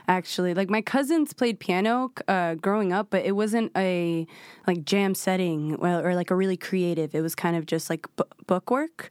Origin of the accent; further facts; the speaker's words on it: New York City, New York, United States; I was born in Washington Heights in Manhattan